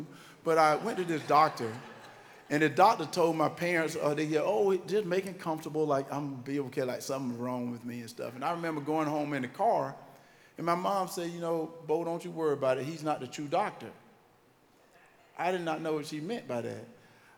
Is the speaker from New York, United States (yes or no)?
no; Wrightsville, Georgia, United States; accent: country; moved away; So I gotta sound like where I'm from